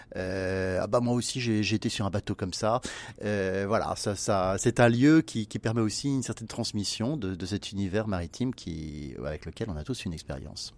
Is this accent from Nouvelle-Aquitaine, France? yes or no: no; Brittany, France; en tant que breton